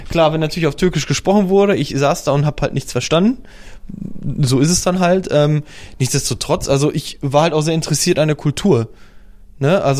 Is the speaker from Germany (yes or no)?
no; Poland; German is a second language; Zum Beispiel sagt man zu Auto Auto in Polen, also in dem Bereich, wo ich herkomme.